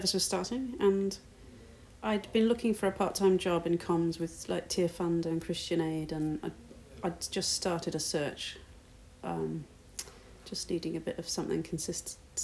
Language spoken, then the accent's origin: English; Midlands, United Kingdom; also born or lived in New Zealand; being a part of a church family growing up in the Midlands